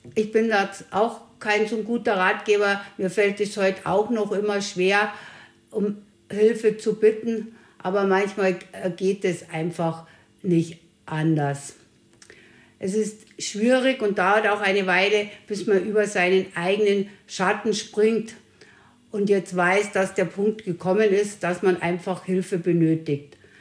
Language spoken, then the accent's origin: German; Bavaria, Germany; bin aus Bayern